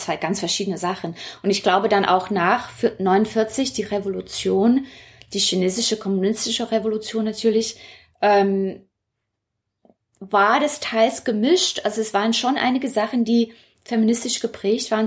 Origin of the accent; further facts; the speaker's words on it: Hong Kong; moved away as an adult; now in Berlin, Germany; Ich bin dort geboren, aufgewachsen und wenn man fragt, wo ich herkomme, sage ich immer noch Hongkong